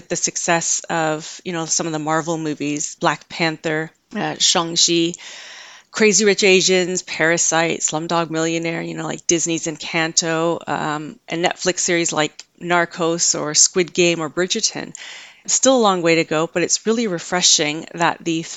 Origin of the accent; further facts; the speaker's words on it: Canada; I grew up in Canada